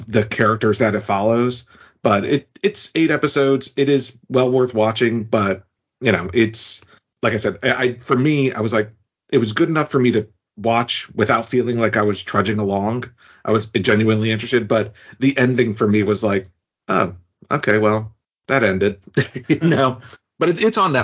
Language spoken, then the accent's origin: English; New York, United States; the Jewish culture, which I grew up around in New York